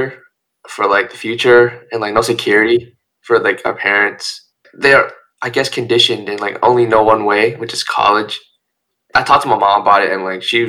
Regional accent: Huiping, southern China, China; now in United States; I come from China, southern China, Huiping. My parents are from a peasant village. I immigrated over here

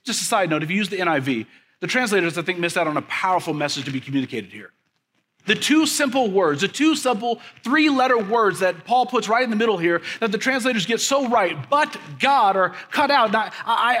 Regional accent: Kansas City, Missouri, United States; moved away as an adult; also born or lived in Leavenworth, Kansas; now in mid-Missouri, United States; I grew up in Kansas City

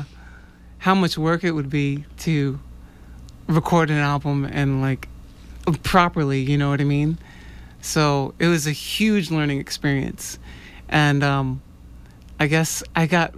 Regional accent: New York, United States; now in Boston, United States; I am a Boston-based jazz folk artist. I'm originally from New York.

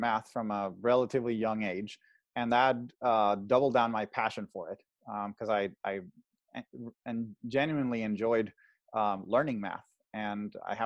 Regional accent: Caracas, Capital District, Venezuela; moved away as an adult; now in California, United States; I'm originally from Caracas, Venezuela, the capital. I was born and raised there, lived there until I was essentially 18.

